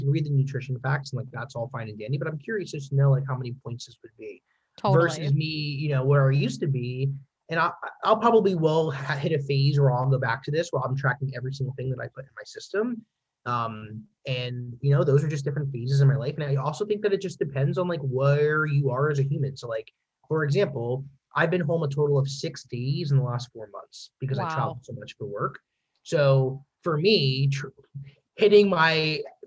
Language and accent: English; Pennsylvania, United States; I'm from Pennsylvania